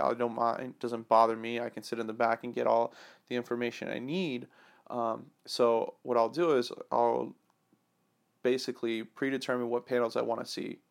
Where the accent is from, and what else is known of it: Atlanta, Georgia, United States; born or raised there; moved away